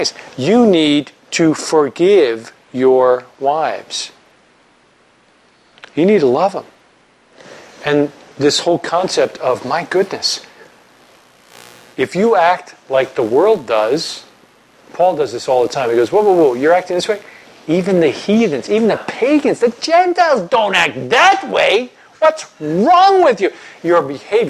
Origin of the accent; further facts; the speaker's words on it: New York, United States; moved away; I'm from New York.